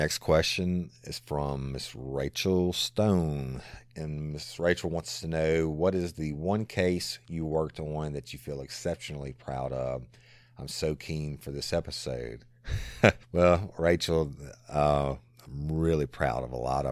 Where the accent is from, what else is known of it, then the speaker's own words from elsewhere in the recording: South Louisiana, United States; also born or lived in Tennessee / Florida / Texas / Dallas; I am, you know, born and raised in South Louisiana, and it will always be home